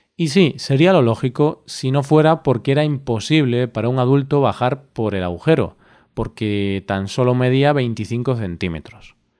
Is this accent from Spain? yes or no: yes; Spain; cómo somos los españoles